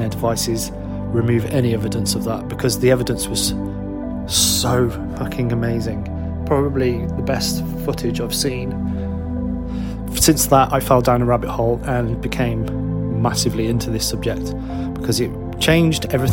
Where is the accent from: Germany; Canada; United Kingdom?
United Kingdom; I'm a musician from the UK